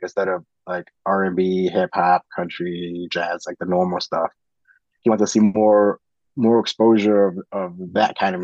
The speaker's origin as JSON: {"language": "English", "country": "United States", "said": "being American"}